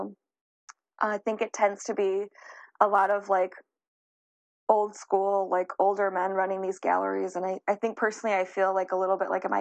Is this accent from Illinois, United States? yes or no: yes; Chicago, Illinois, United States; I'm from Chicago